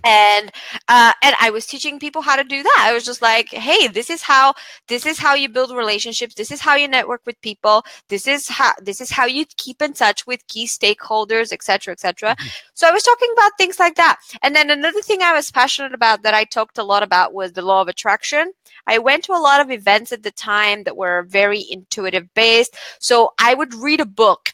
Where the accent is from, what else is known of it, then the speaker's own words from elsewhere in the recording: Bulgaria; moved away as an adult; also born or lived in United Kingdom; I come from Bulgaria, moved to the UK to study law